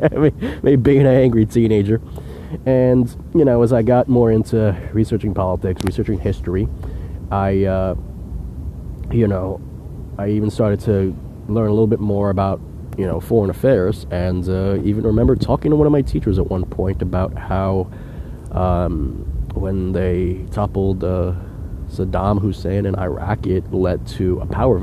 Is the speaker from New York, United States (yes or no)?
yes; New York City, New York, United States; I was born and raised in New York City my whole life